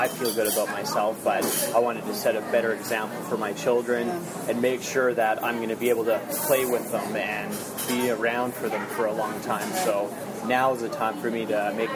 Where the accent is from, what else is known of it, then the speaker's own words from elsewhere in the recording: Kelowna, British Columbia, Canada; also born or lived in Saskatoon / Calgary; I grew up in Kelowna. I was born in Saskatoon, but we moved here by the time I was like 1 year old